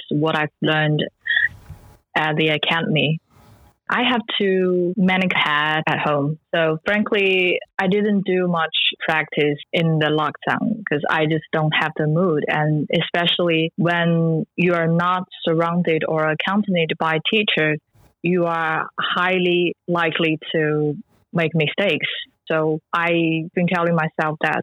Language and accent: English; Changde, Hunan, China; moved away as an adult; now in Shanghai, China; I come from Hunan province, Changde